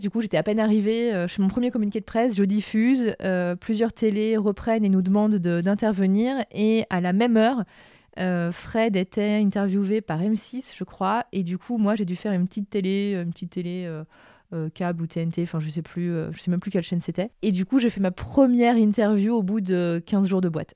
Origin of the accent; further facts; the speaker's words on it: Lyon, Auvergne-Rhône-Alpes, France; c'était à la Altony Garnier à Lyon, et je suis lyonnaise